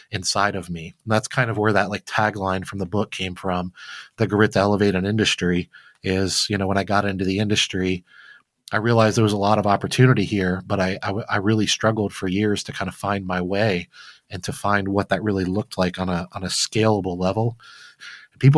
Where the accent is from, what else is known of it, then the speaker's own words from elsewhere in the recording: Flint, Michigan, United States; I grew up very poor in Flint, Michigan as a young kid